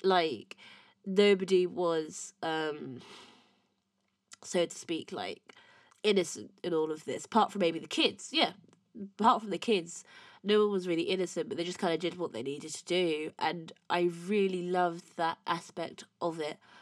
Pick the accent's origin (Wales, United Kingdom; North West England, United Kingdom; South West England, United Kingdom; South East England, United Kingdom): South East England, United Kingdom; Windsor; I'm not from London, from Windsor.